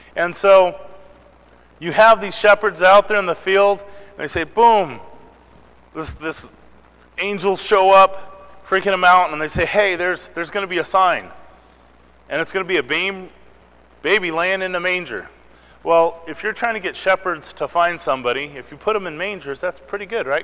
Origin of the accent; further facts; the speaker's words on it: Missouri, United States; moved away; I was born in Missouri